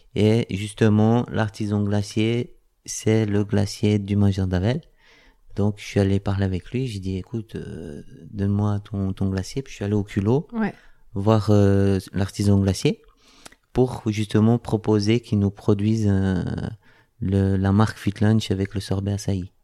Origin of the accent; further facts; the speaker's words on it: Switzerland; je suis suisse, de métier cuisinier